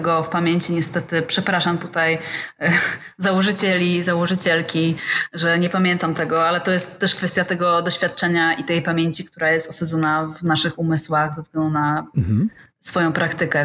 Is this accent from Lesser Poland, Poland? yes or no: no; Gdańsk, Pomeranian Voivodeship, Poland; now in Gdynia, Poland; Ja akurat jestem z Gdańska